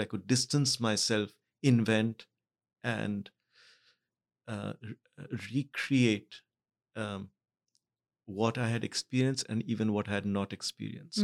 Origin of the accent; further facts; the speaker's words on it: Mumbai, Maharashtra, India; also born or lived in Kolkata; I was born in Calcutta, but I grew up in Bombay.